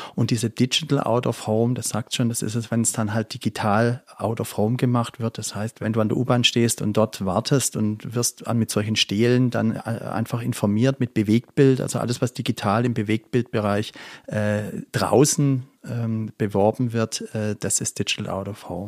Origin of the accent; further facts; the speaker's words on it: Crailsheim, Baden-Württemberg, Germany; also born or lived in England / Frankfurt; ich bin in Kralsheim geboren und auch dort aufgewachsen